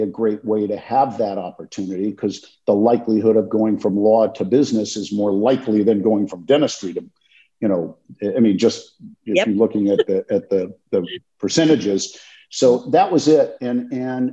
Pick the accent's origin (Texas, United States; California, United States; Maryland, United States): California, United States; Los Angeles; also born or lived in Brooklyn, New York; I grew up in Los Angeles